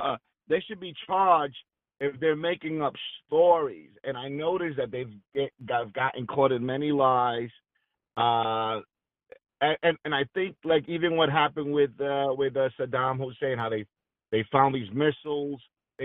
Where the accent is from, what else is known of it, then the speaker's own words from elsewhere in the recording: New York City, New York, United States; I'm from Brooklyn.